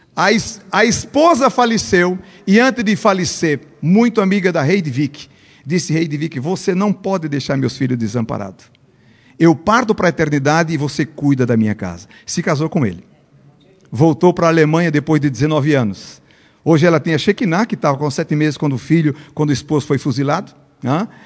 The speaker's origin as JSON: {"language": "Portuguese", "region": "Pernambuco", "country": "Brazil", "first_language": "Portuguese", "moved": "as an adult", "lives_now": "Bolivia", "said": "eu sou pernambucano"}